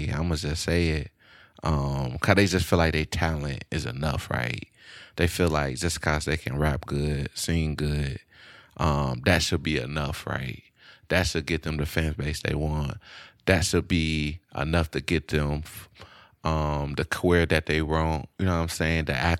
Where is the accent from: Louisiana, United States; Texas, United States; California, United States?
Louisiana, United States; Shreveport; born or raised there; now in Austin, United States